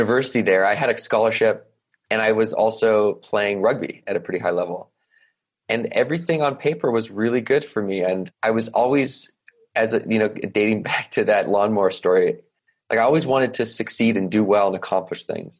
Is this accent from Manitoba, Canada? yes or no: no; Victoria, British Columbia, Canada; I grew up on an island off the west coast of Canada, rather large island called Vancouver Island, in a place called Victoria, BC